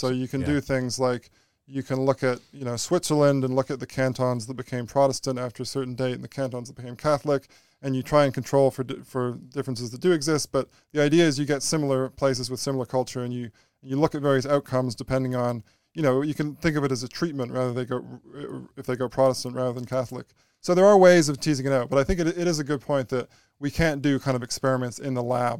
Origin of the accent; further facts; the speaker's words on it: Canada; yes, I'm a Canadian, so I'm going to be privileged.